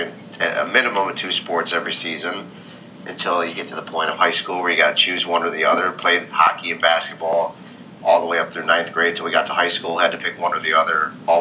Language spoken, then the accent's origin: English; Minneapolis, Minnesota, United States; I grew up in Minneapolis, Minnesota